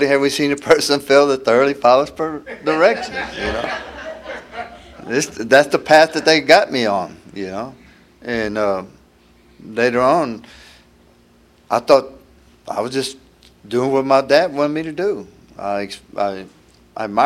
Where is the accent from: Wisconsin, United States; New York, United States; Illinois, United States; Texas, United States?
Texas, United States; Houston; I'm from Houston, been there next month. I've been there 72 years